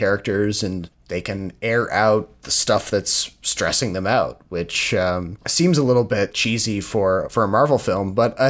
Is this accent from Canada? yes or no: yes; East Coast, Canada; now in Ontario, Canada; Because when I was growing up on the East Coast of Canada, people were almost absurdly polite at the end of movies.